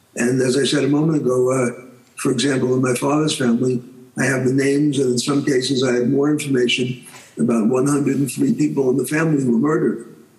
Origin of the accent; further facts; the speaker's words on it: New York, United States; was born in New York and I grew up in New York. Uh, so I've been a New Yorker just about all my life